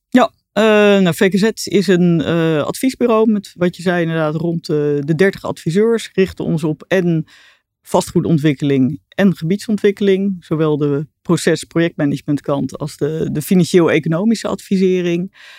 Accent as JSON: {"language": "Dutch", "town": "Arnhem", "region": "Gelderland", "country": "Netherlands", "tie": "born or raised there", "also_born_or_lived": "Delft"}